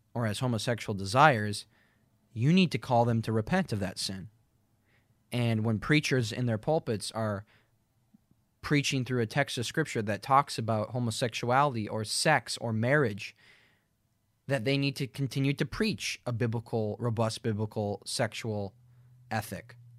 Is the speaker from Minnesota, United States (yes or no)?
yes; Minnesota, United States; now in Fargo, United States; I've only ever lived in two places where I grew up in Perth, Minnesota, and then an hour and ten minutes west in Fargo, where I am right now